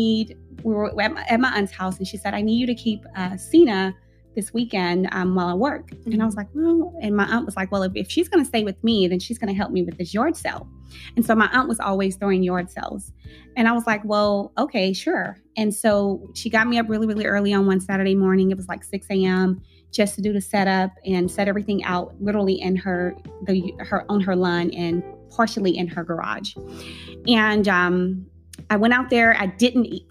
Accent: Tyler, Texas, United States; now in Dallas, United States; I'm from Tyler, it's country

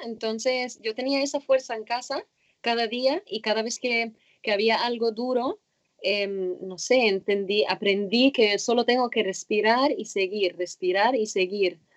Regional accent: Cairo, Cairo Governorate, Egypt; moved away as an adult; now in United States; nací en Cairo, en Egipto. Empecé con el nado sincronizado en mi club en Cairo cuando tenía 12, eh, no, 8, 7, 8 años

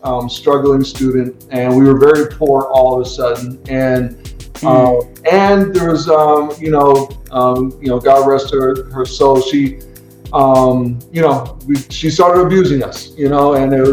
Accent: Berkeley, California, United States; moved away as an adult; also born or lived in San Francisco, California / Washington, D.C.; I'm originally from California. I was born in San Francisco. So I'm from the Bay Area

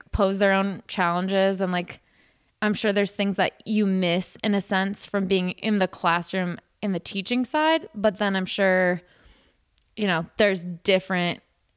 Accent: Midwest, United States; moved away as an adult; now in Arizona, United States; like Nick and I growing up in the Midwest

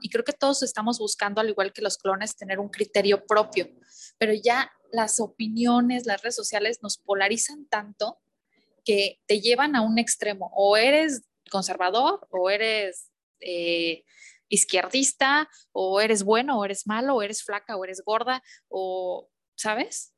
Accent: Mexico; somos mexicanos

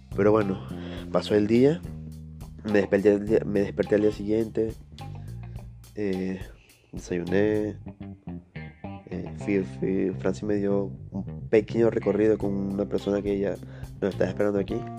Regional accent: Venezuela; moved away as an adult; now in Lima, Peru; yo soy venezolano

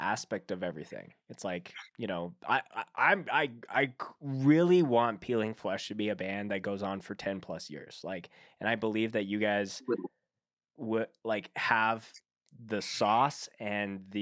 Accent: Canada; as a Canadian

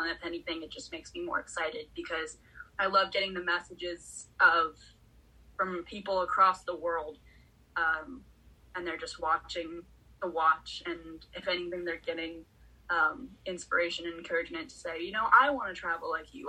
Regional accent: California, United States; I'm a girl who's born and raised in California

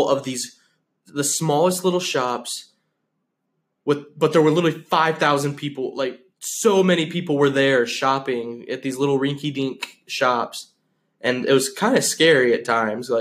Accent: Flint, Michigan, United States; also born or lived in Flushing, Michigan; now in Spartanburg, United States; I'm from Flint, but I lived in Flushing, Michigan.

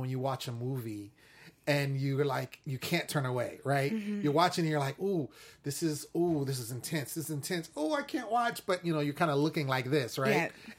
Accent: Sacramento, California, United States; I'm from Sacramento.

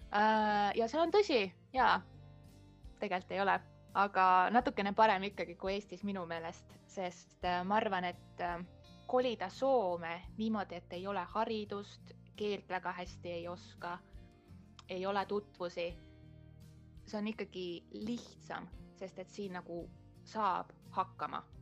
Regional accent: Estonia; moved away as an adult; now in Kotka, Finland; mina tulen Eestist

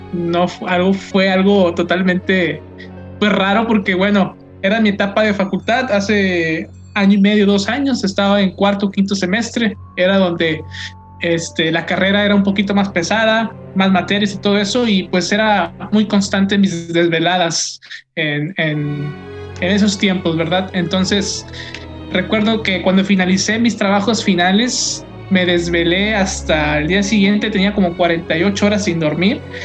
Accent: Linares, Nuevo León, Mexico; mi pueblo, mi bello Linares

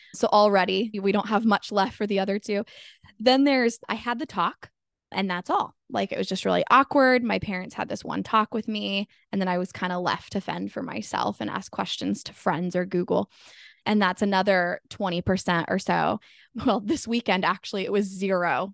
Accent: Sacramento, California, United States; I'm from Sacramento, California

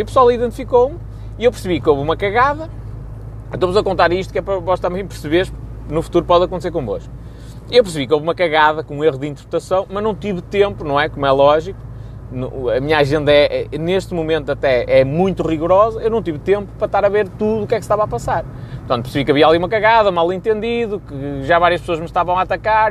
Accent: Rebordosa, Norte, Portugal; eu sou de Robordosa

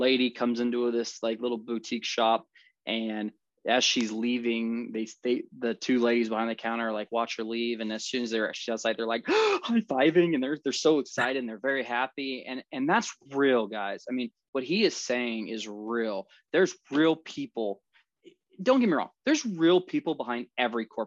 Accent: Topeka, Kansas, United States; I'm born and raised in the Topeka, Kansas area

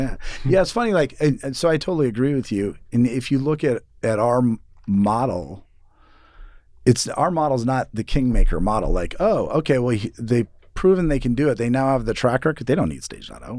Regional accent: Seattle, Washington, United States; moved away as an adult; also born or lived in New York / San Francisco; now in Boise, United States; I grew up in Seattle

